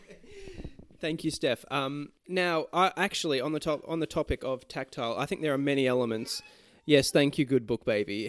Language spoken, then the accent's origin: English; Australia; we are Australian patriots